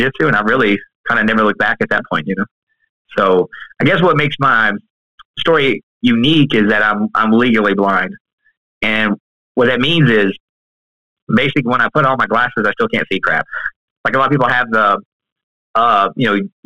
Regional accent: Kentucky, United States; also born or lived in Louisville, Kentucky; now in Columbus, Georgia, United States; I am originally from Kentucky

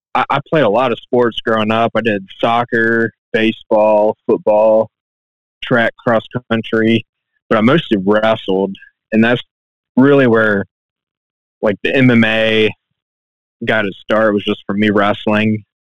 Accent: Carlisle, Ohio, United States; I'm from Carlisle, Ohio, Southwest Ohio

